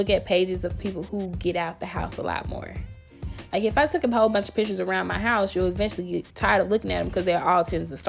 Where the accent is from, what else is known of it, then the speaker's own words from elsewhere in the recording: Grenada, Mississippi, United States; I grew up in a small town. I'm from Mississippi.